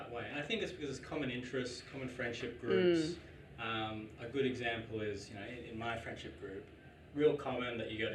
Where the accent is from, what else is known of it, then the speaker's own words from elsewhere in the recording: Australia; My mum is from Indonesia. My father is from Australia. Grew up my whole life here.